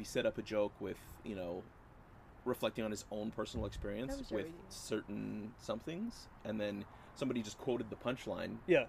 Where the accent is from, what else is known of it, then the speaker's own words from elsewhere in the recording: Canada; We're Canadian.